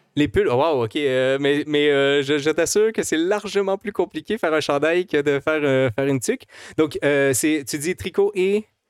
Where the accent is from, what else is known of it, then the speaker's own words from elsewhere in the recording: Quebec, Canada; en tant que Québécois